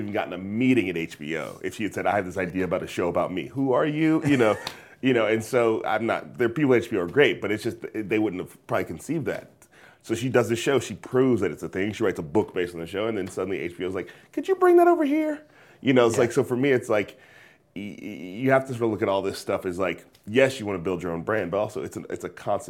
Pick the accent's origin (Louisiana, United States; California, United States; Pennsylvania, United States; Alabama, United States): California, United States; because I come from the Bay Area, it's like, I would want to go to more than just white places.